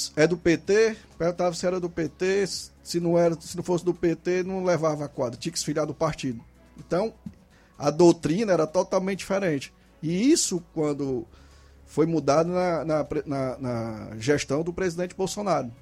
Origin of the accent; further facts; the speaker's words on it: Nova Russas, Ceará, Brazil; eu sou daqui de Nova Russa, nascido e criado